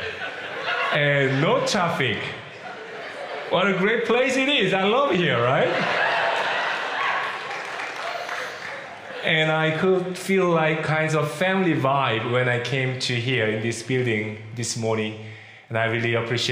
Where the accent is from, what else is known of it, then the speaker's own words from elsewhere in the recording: South Korea; first language Korean; English is a second language; moved away as an adult; also born or lived in Philippines / Kentucky, United States; now in Virginia, United States; I was born and raised in Korea. I'd never spoken English before I became like 24 years old.